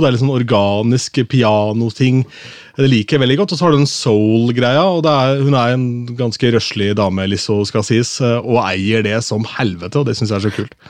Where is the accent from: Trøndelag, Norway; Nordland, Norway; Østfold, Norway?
Østfold, Norway; Askim; jeg er fra Askim